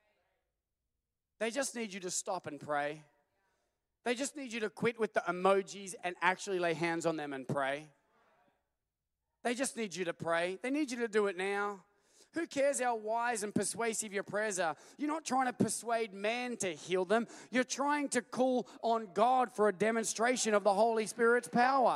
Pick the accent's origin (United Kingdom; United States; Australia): Australia; we're from Australia